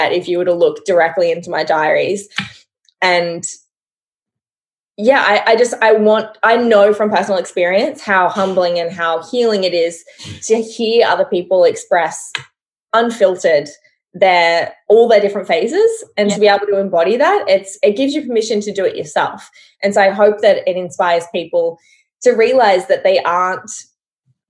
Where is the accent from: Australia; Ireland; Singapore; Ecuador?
Australia; I'm Australian